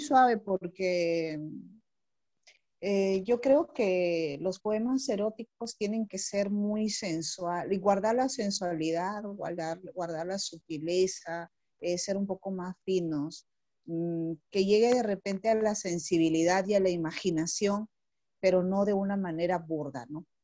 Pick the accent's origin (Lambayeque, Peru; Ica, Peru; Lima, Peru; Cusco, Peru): Lambayeque, Peru; Chiclayo; also born or lived in Puerto Eten, Peru / Ayacucho, Peru; yo soy de acá de Chiclayo, pero cuando tuve como 14 años me fui a vivir a un sitio que se llama Puerto Eten